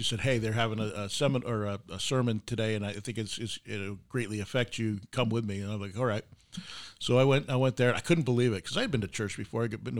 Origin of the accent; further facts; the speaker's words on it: East Coast, United States; moved away; especially growing up on the East Coast